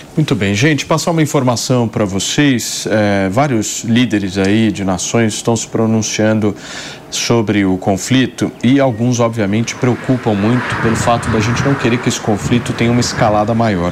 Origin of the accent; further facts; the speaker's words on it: Brazil; nós somos brasileiros